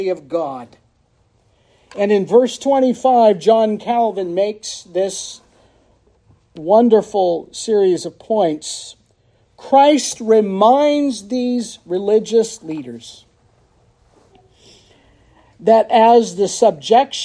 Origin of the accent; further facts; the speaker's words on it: United States; I, as a patriot and as an American and as an Irishman